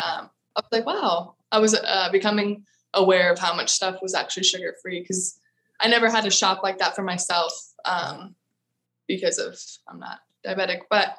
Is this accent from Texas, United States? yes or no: yes; Austin, Texas, United States; No, I'm from Austin. I curse.